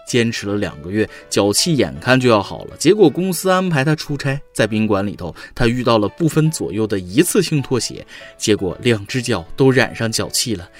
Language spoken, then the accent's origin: Chinese; Northeast China, China; 所以我们东北人胖不怪我喽。我们天气冷要多吃点儿才能抗寒